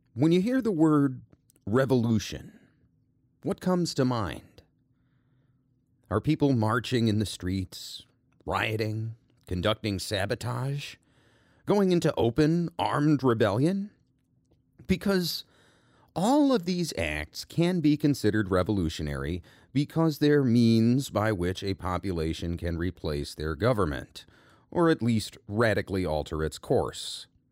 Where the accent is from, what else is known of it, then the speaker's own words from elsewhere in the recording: United States; I'm an American